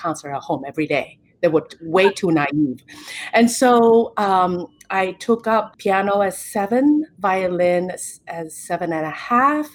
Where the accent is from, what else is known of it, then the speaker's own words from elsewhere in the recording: Taiwan; now in United States; growing up in Taiwan